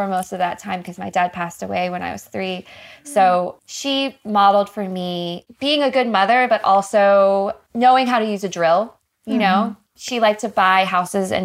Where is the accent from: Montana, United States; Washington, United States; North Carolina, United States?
North Carolina, United States; moved away; I grew up in North Carolina in a very, very tiny town outside of Raleigh